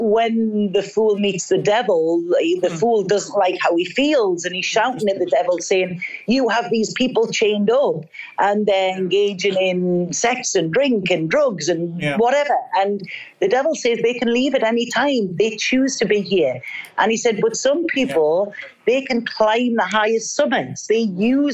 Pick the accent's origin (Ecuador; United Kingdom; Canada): United Kingdom; North East England; moved away as an adult; I'm a girl from the northeast of England